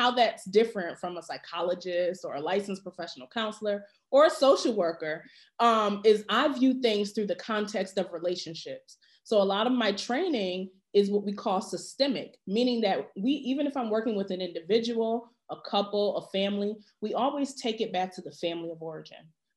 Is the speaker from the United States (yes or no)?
yes; Connecticut, United States; when I was a young person growing up in Connecticut